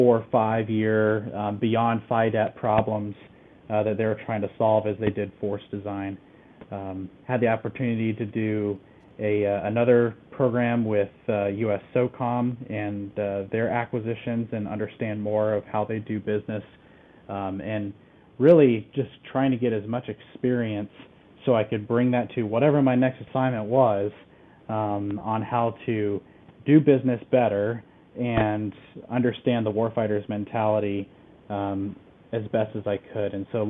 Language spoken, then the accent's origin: English; Southeast, United States; I hail from the Southeast U.S., just a smattering of states, until I went to college at Auburn University